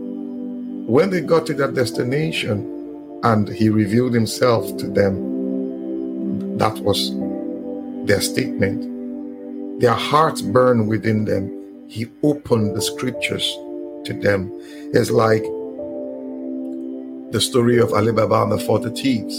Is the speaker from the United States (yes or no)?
no; Nigeria; I'm a Nigerian.